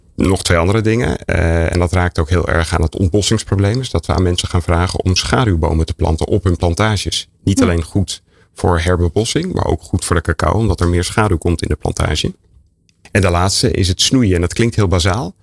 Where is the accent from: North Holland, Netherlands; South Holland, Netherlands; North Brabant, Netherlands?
North Holland, Netherlands; ik kom uit Noord-Holland. Sint Maarten, we gingen als klein kind langs de deur